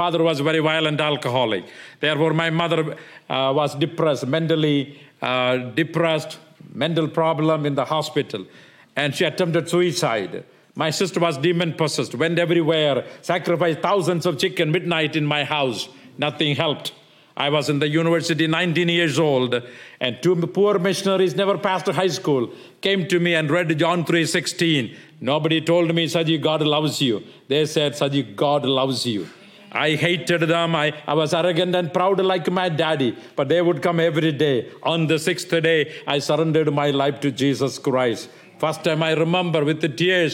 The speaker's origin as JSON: {"language": "English", "region": "South India", "country": "India", "also_born_or_lived": "New York / Illinois", "moved": "as an adult", "lives_now": "Chicago, United States", "said": "I was from South"}